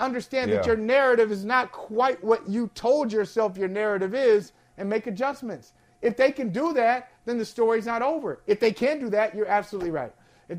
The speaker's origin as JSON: {"language": "English", "town": "Akron", "region": "Ohio", "country": "United States", "tie": "born or raised there", "moved": "yes", "said": "growing up in Northeast Ohio as I did"}